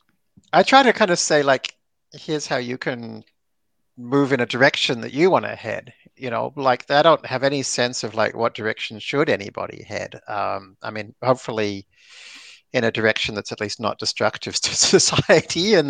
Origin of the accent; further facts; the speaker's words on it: Melbourne, Victoria, Australia; moved away as an adult; also born or lived in San Francisco; I growing up in Melbourne